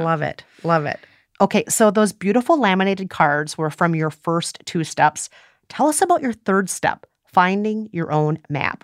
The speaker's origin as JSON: {"language": "English", "region": "Midwest", "country": "United States", "said": "I'm a Midwesterner"}